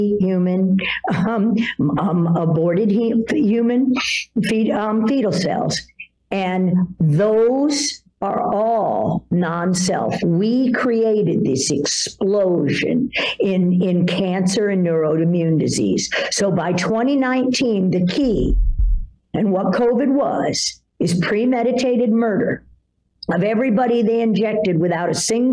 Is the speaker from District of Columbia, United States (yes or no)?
yes; Washington, District of Columbia, United States; I grew up in Washington, D.C. after my parents divorced when I was 10 years old in 1968